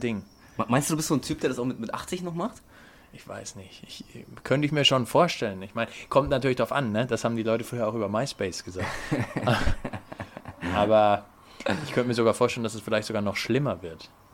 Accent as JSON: {"language": "German", "region": "Bavaria", "country": "Germany", "said": "wir kommen beide aus Bayern"}